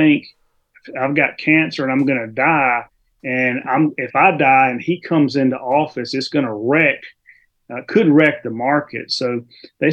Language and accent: English; Mississippi, United States; accent: South Mississippi; now in Texas, United States; I'm in Texas, but I'm originally from Mississippi